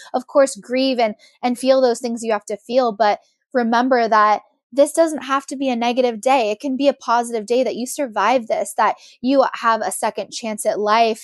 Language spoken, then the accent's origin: English; Monterey, California, United States; I'm from Monterey